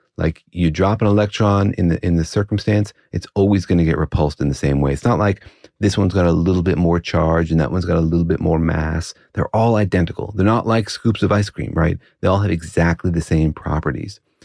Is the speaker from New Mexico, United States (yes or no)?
yes; Los Alamos, New Mexico, United States; I grew up in Los Alamos